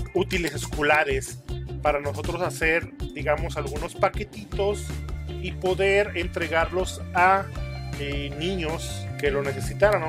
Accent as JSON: {"language": "Spanish", "region": "Aguascalientes", "country": "Mexico", "said": "nosotros somos de Aguascalientes"}